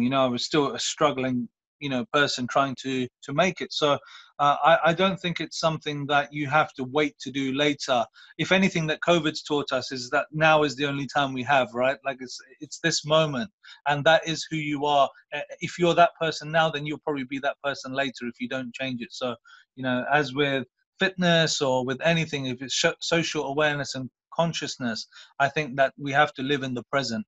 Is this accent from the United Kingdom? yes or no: yes; Luton, East of England, United Kingdom; I come from Luton. I came from a school called South Luton High School